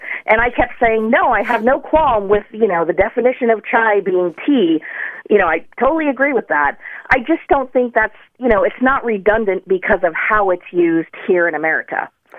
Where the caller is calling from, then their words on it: Phoenix, Arizona, United States; I'm calling from Phoenix, Arizona.